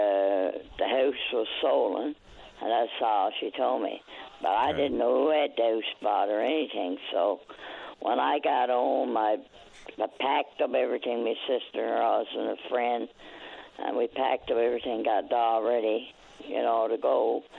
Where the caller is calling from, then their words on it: Hampton, Newfoundland and Labrador, Canada; I'm calling from Hampton, Newfoundland.